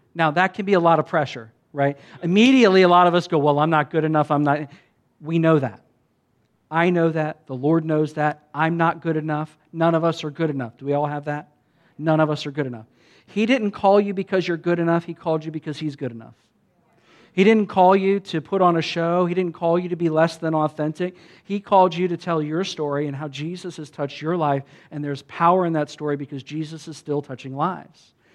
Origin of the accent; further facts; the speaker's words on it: United States; I'm a pastor from America